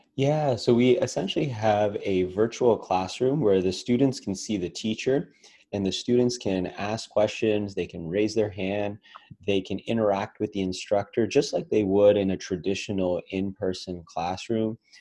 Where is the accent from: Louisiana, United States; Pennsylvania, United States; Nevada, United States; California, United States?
Nevada, United States; Las Vegas; my hometown of las vegas